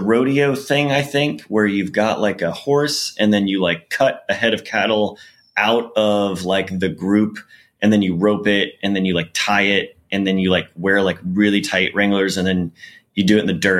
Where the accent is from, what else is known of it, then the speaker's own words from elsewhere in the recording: Weatherford, Texas, United States; like I'm from Tarrant County, And that's like the Fort Worth area.